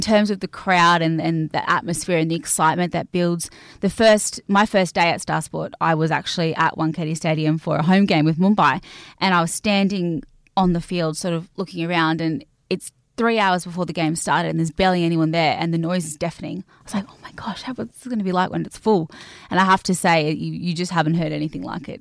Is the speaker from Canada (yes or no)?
no; Cairns, Queensland, Australia; I grew up in Cairns in North Queensland